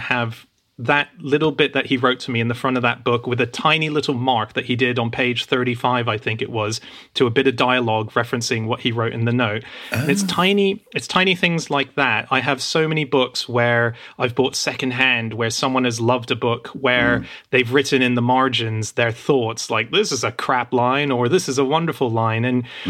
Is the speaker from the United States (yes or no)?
no; Australia; I don't know if that even existed when I was growing up in Australia.